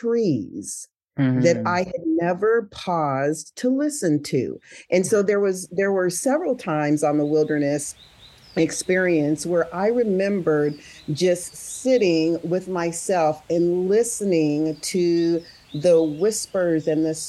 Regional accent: San Jose, California, United States; I grew up in California, in San Jose, Santa Clara

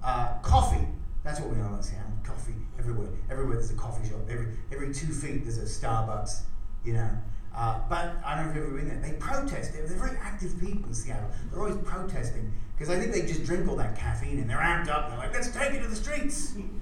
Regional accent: Australia; also born or lived in San Francisco; now in Los Angeles, United States; I'm from Australia.

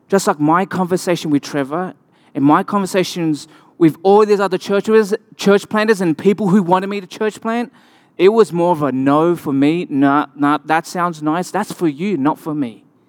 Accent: Australia; accent: Australian; moved away

